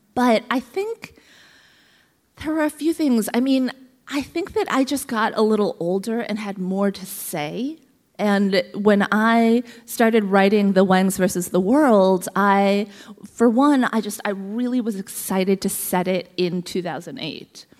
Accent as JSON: {"language": "English", "town": "Columbus", "region": "Ohio", "country": "United States", "tie": "born or raised there", "said": "I was born in Columbus, Ohio, of all places"}